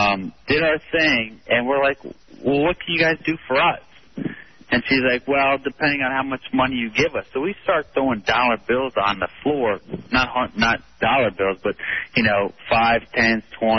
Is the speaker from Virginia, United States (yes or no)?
yes; Virginia, United States; We're from Northern Virginia, so we are kind of ghetto.